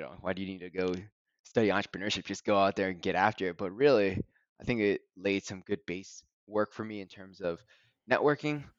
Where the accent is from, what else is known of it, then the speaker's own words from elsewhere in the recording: University of Delaware town, United States; I grew up in the University of Delaware town